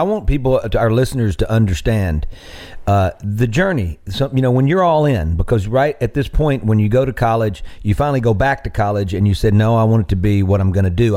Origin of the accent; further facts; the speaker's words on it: Greenville, Mississippi, United States; moved away as an adult; also born or lived in Nashville; my hometown of Greenville